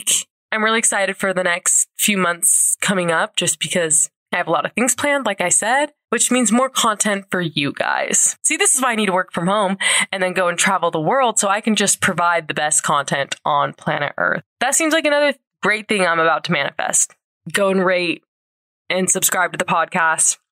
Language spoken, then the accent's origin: English; St. George, Utah, United States; now in Salt Lake City, United States; my hometown in St. George